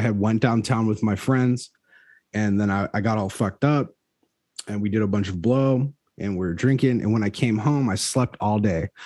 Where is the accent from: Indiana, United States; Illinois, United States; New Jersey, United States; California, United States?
Illinois, United States; Chicago; I'm from Chicago